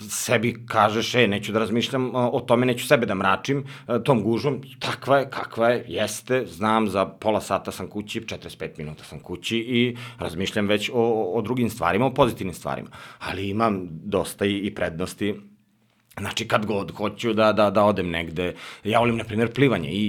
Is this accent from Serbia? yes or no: yes; Kuršumlija, Toplica District, Serbia; born or raised there; moved away as an adult; now in Belgrade, Serbia